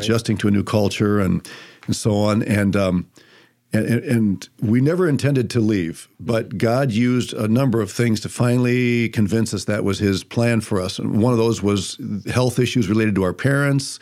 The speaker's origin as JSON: {"language": "English", "town": "Toledo", "region": "Ohio", "country": "United States", "tie": "born or raised there", "said": "I was born in Toledo, Ohio"}